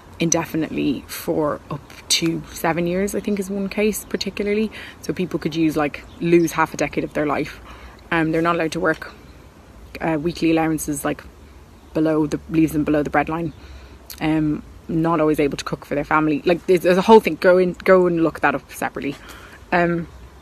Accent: Ireland; as Irish people

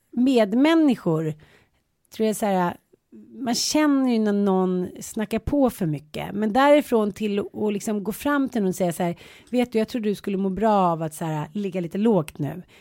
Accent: Canada; jag är från Kanada.

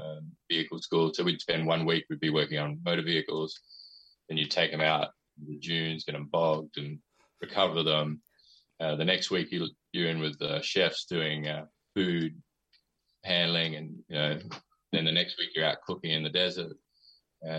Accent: Adelaide, South Australia, Australia; moved away as an adult; now in United States; I was born in Adelaide. I grew up there

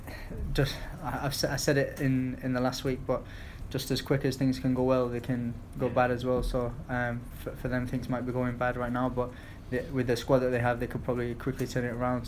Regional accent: Bolton, North West England, United Kingdom; also born or lived in Stoke-on-Trent; I was born there. I grew up in Bolton

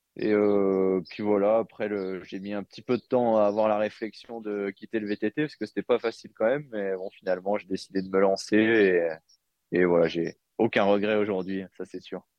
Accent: Jura, Bourgogne-Franche-Comté, France; j'ai j'ai grandi dans le Jura

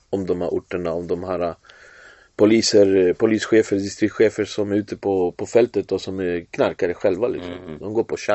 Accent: Finland; now in Sweden; när jag kom eh, från Finland till Sverige 2014

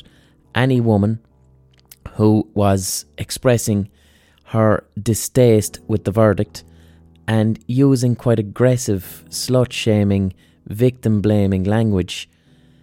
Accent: Ireland; the culture I was raised in as an Irish lad who hung around with other Irish lads

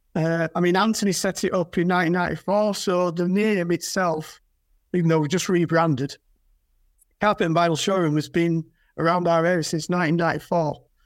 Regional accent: Yorkshire and the Humber, United Kingdom; I'm from Yorkshire

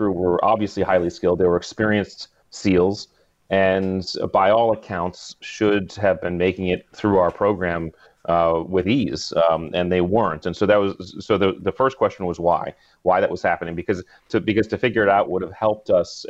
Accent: New England, United States; I grew up in New England

